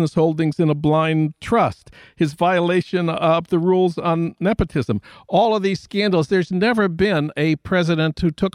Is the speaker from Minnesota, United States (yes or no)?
yes; Minnesota, United States; my home state of Minnesota